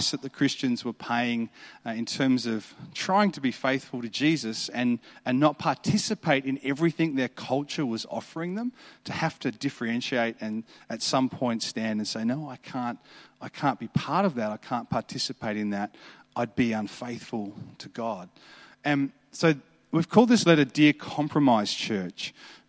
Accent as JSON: {"language": "English", "town": "Adelaide", "region": "South Australia", "country": "Australia", "said": "I'm from Adelaide, so Adelaide's a beautiful city."}